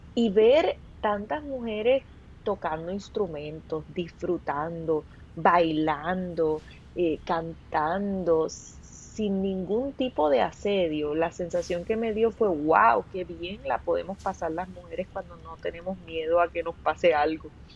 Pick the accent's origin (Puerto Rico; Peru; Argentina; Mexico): Puerto Rico; also born or lived in Los Angeles; somos de Puerto Rico